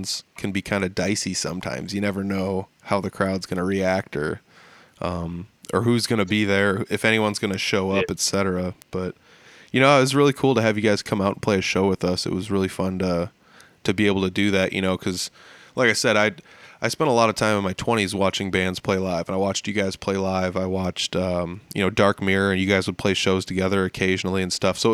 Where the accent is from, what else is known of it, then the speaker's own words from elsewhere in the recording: Humboldt, Iowa, United States; We played up in Humboldt, which is my hometown